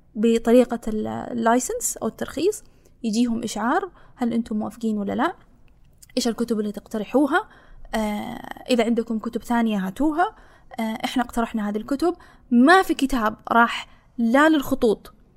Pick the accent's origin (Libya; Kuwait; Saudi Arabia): Saudi Arabia; أنا مو كبنت كسعوديه